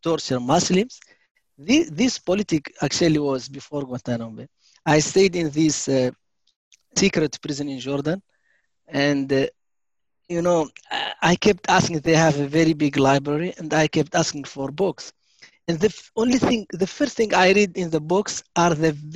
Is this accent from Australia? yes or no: no; Mauritania; moved away as an adult; also born or lived in Germany; I am from Mauritania. I was born in Mauritania in the south, 1970